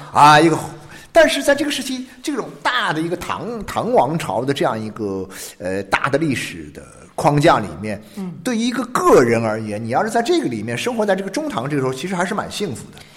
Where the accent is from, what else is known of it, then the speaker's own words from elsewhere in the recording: Jiangxi, China; moved away; 我是以前在江西